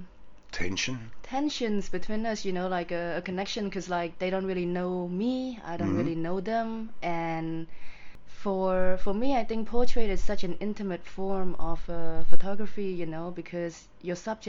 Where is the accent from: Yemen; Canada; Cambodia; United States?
Cambodia; also born or lived in England; my childhood was pretty okay. It was pretty good. I don't think I was affected by the war because I don't remember anything. But growing up in Cambodia in general